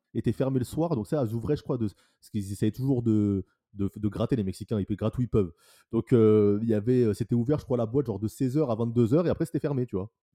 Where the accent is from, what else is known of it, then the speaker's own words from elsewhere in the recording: France; je suis Français